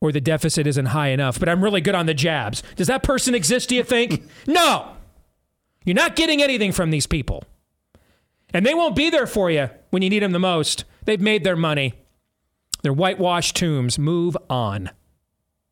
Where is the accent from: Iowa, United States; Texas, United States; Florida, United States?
Iowa, United States; my home state of Iowa.